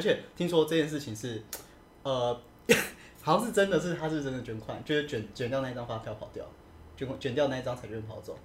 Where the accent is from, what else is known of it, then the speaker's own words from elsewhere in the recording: Taiwan; 我们都是台湾人